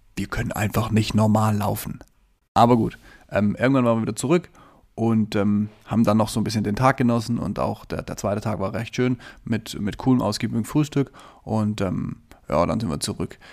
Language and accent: German; Southern Germany, Germany; moved away; ich komme ja ursprünglich ähm, aus dem Süden von Deutschland